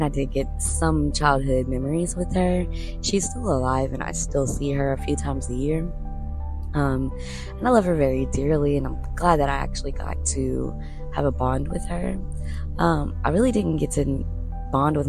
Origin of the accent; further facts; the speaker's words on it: the South, United States; we're all from the South